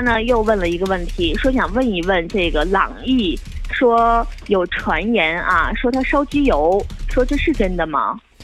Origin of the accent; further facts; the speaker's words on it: Northeast China, China; accent: Northeastern; 咱们东北话